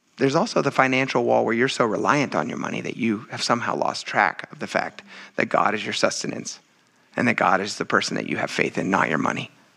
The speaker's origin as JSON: {"language": "English", "region": "Pennsylvania", "country": "United States", "tie": "born or raised there", "also_born_or_lived": "western United States", "moved": "yes", "lives_now": "New England, United States", "said": "I grew up in Pennsylvania"}